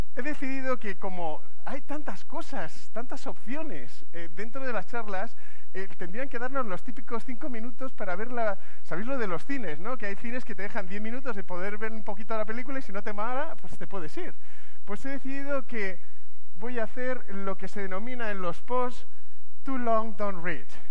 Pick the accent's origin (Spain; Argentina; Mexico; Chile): Spain; Madrid, Community of Madrid; yo soy de Madrid